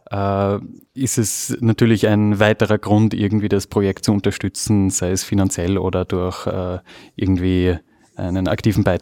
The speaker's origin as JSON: {"language": "German", "region": "Vienna", "country": "Austria", "said": "Ich komme aus Wien"}